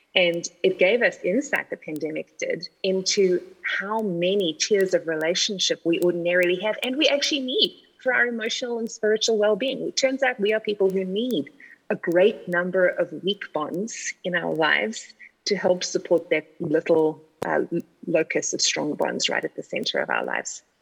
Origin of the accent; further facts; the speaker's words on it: South Africa; moved away as an adult; now in United States; you'll hear right out the gate that I don't sound like you. Um, I'm South African of origin, and I've been in the States for like 17 plus years now.